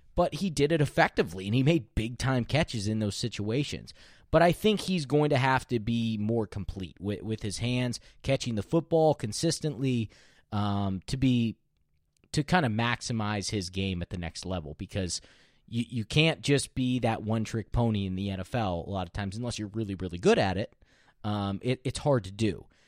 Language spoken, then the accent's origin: English; Pennsylvania, United States; we're from Pennsylvania